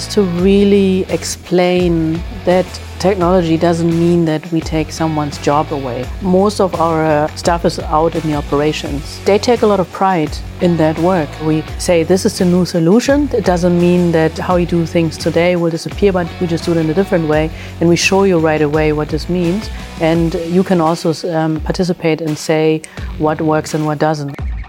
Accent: Germany; also born or lived in Philippines; I was born in the Philippines, mm-hmm. but was raised in Germany.

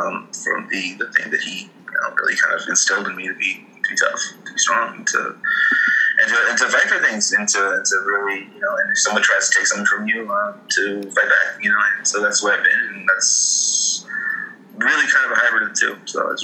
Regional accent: El Salvador; also born or lived in England; So I grew up in El Salvador, but I also grew up in England.

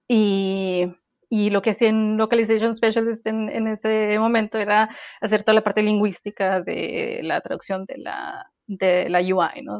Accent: Mexican northern border, northern Mexico, Mexico; moved away; crecer en la, frontera es un poco, es, es muy singular

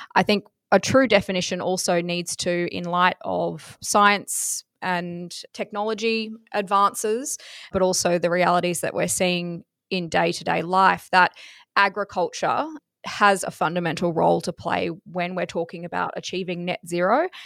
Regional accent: Toogoolawah, Queensland, Australia; I'm from Cresbrook Station in Toogoolawa, which is in southeast Queensland

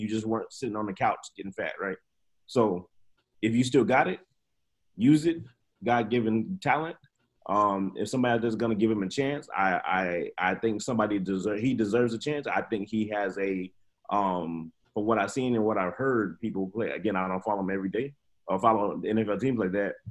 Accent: Cincinnati, Ohio, United States; I'm from Cincinnati, and Cincinnati's always sucked

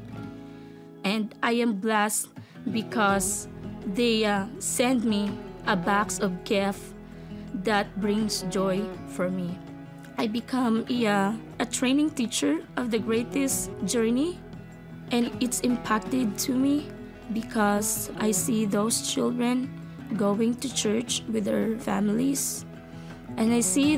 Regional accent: Philippines; born or raised there

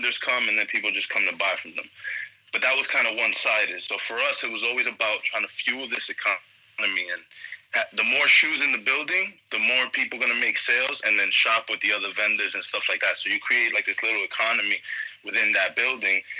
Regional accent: New York City, New York, United States; I'm from New York. As you know, if you know your host, you know, we're cousins from New York, Brooklyn mainly, Queens, all over

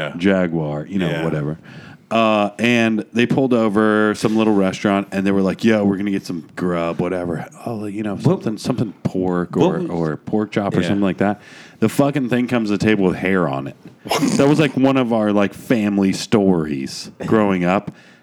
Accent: Dunedin, Florida, United States; I'm from Dunedin, Florida, sister city to Sterling.

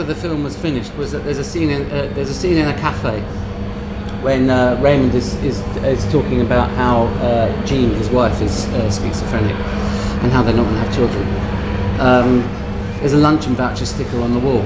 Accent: London, United Kingdom; I grew up in London

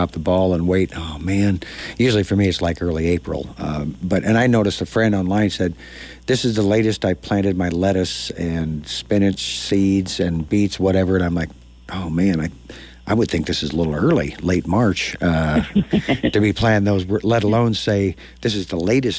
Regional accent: Dodge, Nebraska, United States; now in Lincoln, United States; growing up in Dodge, I'm 100 miles north of here

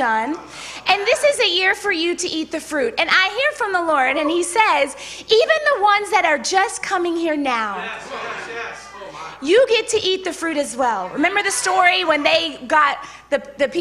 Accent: Baton Rouge, Louisiana, United States; I'm from Baton Rouge, so usually I would say, hey, y'all

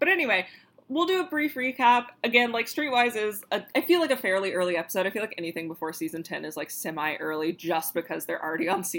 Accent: the South, United States; We're from the South, so I can't attest to how, like, rich Northerners speak, but...

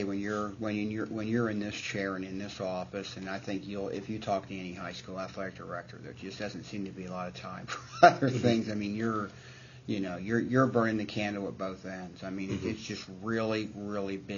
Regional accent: Southern Indiana, United States; I'm a huge Cincinnati Reds fan because I grew up in Southern Indiana

